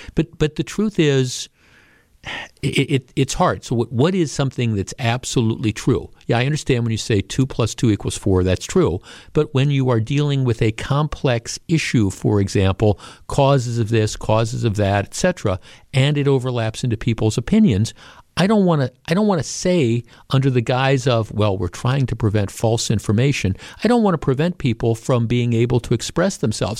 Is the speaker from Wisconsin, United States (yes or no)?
yes; Glendale, Wisconsin, United States; I grew up here, right? I grew up in Glendale